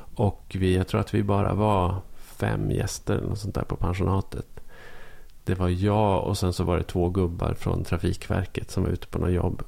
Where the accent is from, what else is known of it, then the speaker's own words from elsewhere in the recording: Norrland, Sweden; som norrlänning.